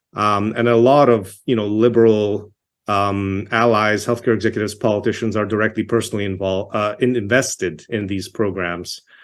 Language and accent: English; Toronto, Ontario, Canada; moved away as an adult; also born or lived in Czechoslovakia / Yugoslavia / Montreal / Quebec; now in Alberta, Canada; I grew up in Toronto. I was born in Czechoslovakia, um, immigrated to Canada when I was eight years old.